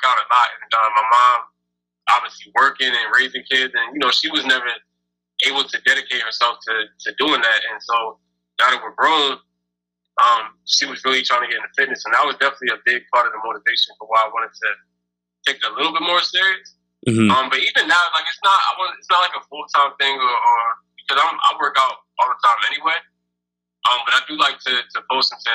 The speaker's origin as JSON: {"language": "English", "region": "New Jersey", "country": "United States", "moved": "as an adult", "lives_now": "Chicago, United States", "said": "I'm a rapper from Jersey"}